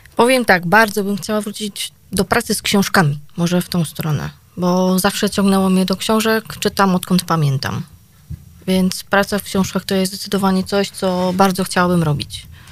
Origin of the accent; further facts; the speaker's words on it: Gliwice, Silesian Voivodeship, Poland; u nas w Gliwicach